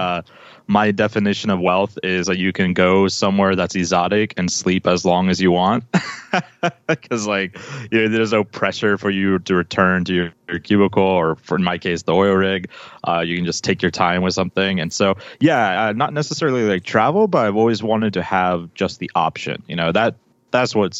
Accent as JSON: {"language": "English", "town": "Anchorage", "region": "Alaska", "country": "United States", "tie": "born or raised there", "moved": "yes", "said": "I was born and raised in Alaska in Anchorage"}